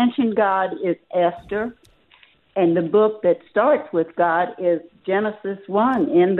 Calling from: Anacoco, Louisiana, United States; I'm calling from a little bitty town in Louisiana, West Louisiana. I'm only 12 miles from the Texas line. The town is called Anacoco.

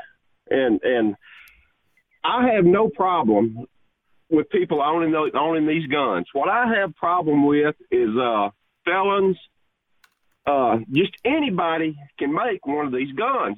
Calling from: El Dorado, Arkansas, United States; I am calling from El Dorado, Arkansas.

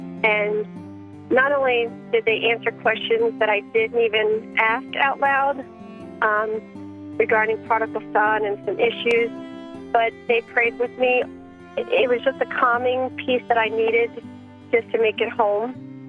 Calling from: Virginia, United States; I'm calling from Virginia.

